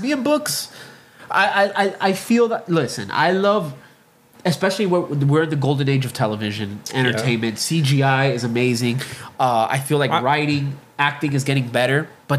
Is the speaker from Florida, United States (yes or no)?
yes; Hialeah, Florida, United States; I remember me and my brother, we were both born and raised in Hialeah, right? Miami.